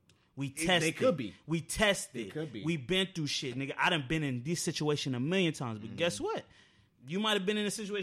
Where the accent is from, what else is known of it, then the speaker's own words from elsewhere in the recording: Alexandria, Virginia, United States; I'm from Alexandria. I'm from the suburbs